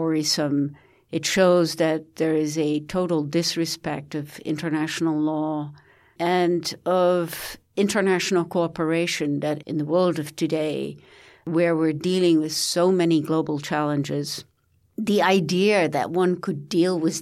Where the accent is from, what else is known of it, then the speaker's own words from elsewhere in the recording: United States; I come from the United States. I live in Washington, D.C.